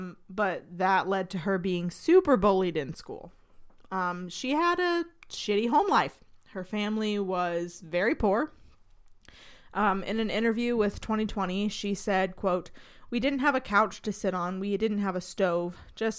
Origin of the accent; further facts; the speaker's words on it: Canada; I'm from Canada, eh?